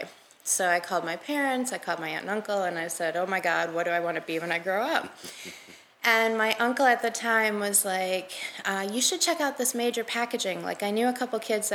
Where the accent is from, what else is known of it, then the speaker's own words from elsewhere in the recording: Michigan, United States; moved away as an adult; also born or lived in New Jersey; I'm from Michigan